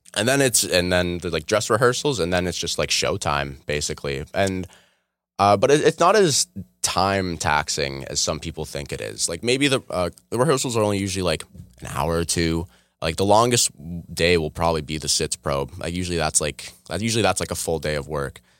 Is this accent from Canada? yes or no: yes; Oshawa, Ontario, Canada; also born or lived in Toronto; I moved to Oshawa like I was like two or three